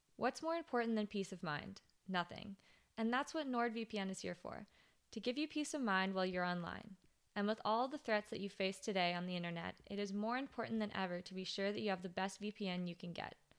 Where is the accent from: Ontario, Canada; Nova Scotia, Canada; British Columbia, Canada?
British Columbia, Canada; West Vancouver; also born or lived in Whistler; I grew up in West Vancouver and Whistler, which is, like, the most sheltered areas probably in Canada